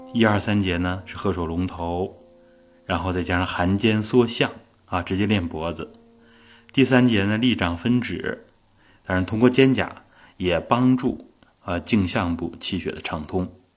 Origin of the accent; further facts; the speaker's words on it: Northeast China, China; 我们东北的一句土话，啊，叫“更更脖儿”